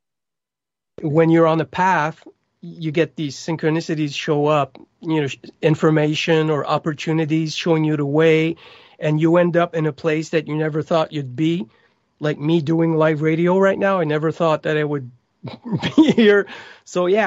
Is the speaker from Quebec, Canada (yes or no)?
yes; Montreal, Quebec, Canada; first language French; English is a second language; I was born in Montreal, Quebec, and French is my first language.